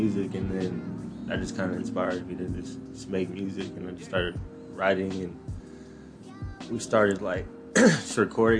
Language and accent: English; San Jose, California, United States; born or raised there